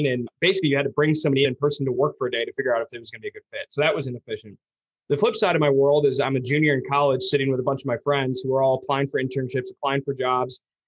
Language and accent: English; Ann Arbor, Michigan, United States; now in Grand Rapids, United States; I grew up in Ann Arbor.